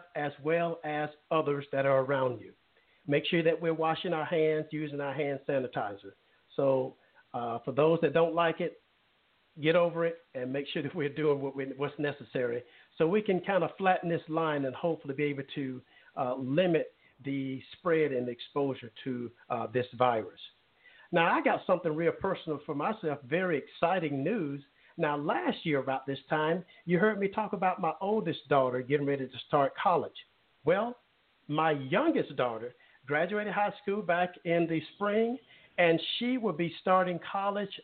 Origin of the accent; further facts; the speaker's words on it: Alabama, United States; Mobile, Alabama, my home state